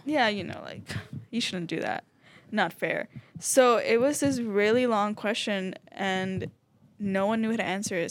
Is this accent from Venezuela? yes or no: yes; Venezuela; moved away; I am from Venezuela.